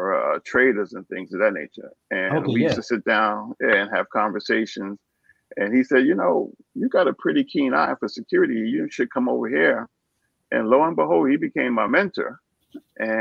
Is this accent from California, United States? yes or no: no; New York City, New York, United States; I'm originally from New York, born and raised in the Bronx